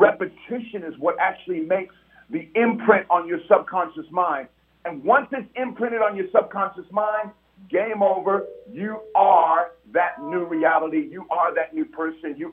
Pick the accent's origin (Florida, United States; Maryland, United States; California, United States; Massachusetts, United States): California, United States; San Francisco; growing up in San Francisco in Hunters Point